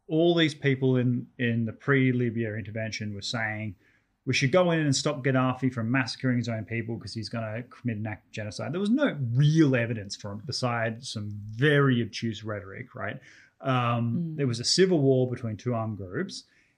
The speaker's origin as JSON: {"language": "English", "country": "Australia", "said": "as an Australian"}